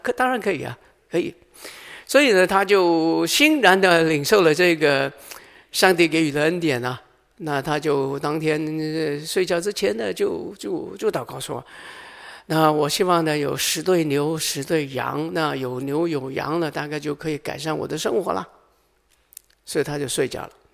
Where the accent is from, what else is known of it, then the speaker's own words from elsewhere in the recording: Hong Kong; moved away; 我来自香港啊